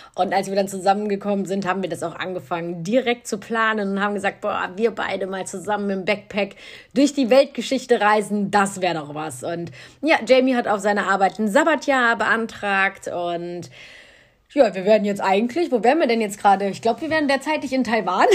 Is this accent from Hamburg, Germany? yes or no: no; Cologne, North Rhine-Westphalia, Germany; Ich bin in Köln geboren, also eine richtige kölsche Frohnatur.